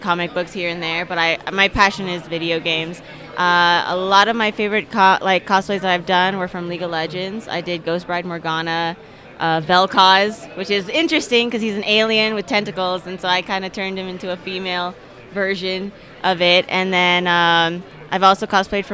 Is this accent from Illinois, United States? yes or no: no; Las Vegas, Nevada, United States; moved away as an adult; now in Aurora, United States; I'm originally from Las Vegas. I just moved here 2 years ago.